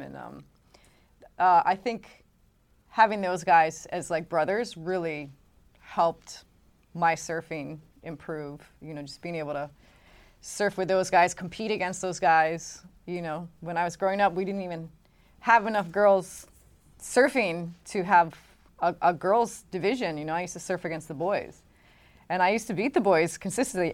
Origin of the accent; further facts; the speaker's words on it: Hawaii, United States; growing up in Hawaii